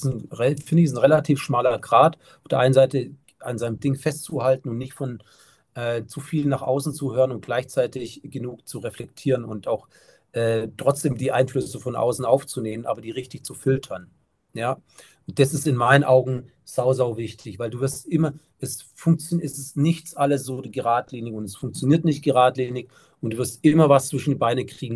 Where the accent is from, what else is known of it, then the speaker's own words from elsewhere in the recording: Germany; bei uns in Deutschland